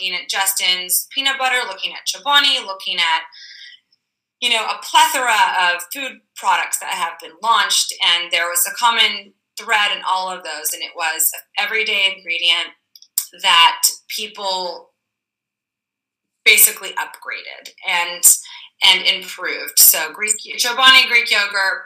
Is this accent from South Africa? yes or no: no; Brazil; moved away; also born or lived in California; I was born in Brazil